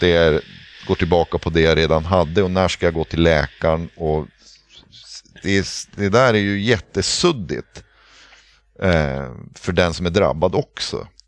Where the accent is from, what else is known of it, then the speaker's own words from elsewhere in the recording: Pite River, Norrbotten County, Sweden; Jag är uppvuxen vid Piteälven